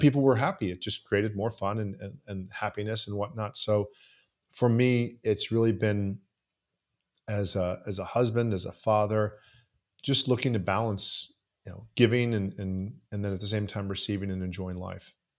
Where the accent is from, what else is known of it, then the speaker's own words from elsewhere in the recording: Southeast Florida, United States; also born or lived in Canada; I grew up in Southeast Florida